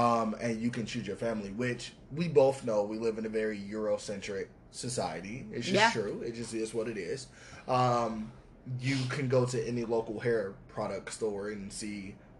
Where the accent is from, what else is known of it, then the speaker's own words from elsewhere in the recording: Atlanta, Georgia, United States; I'm from Atlanta.